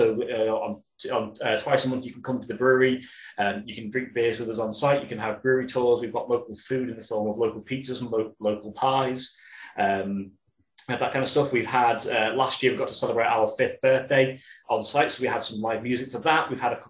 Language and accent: English; Yorkshire and the Humber, United Kingdom; I'm from Yorkshire myself